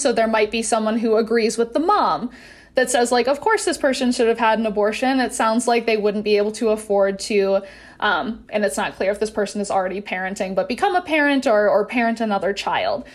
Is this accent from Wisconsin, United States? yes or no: yes; Wisconsin, United States; now in Utah, United States; I'm from Wisconsin originally